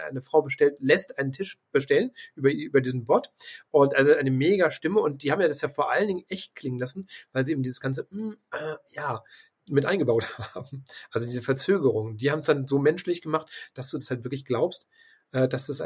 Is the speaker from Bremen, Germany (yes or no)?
no; Hamburg, Germany; also ich komme ja aus Hamburg und wir haben tatsächlich einen großen Taxidienstleister